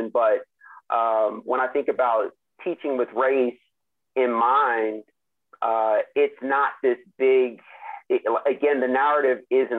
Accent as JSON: {"language": "English", "country": "United States", "tie": "born or raised there", "said": "growing up in the United States"}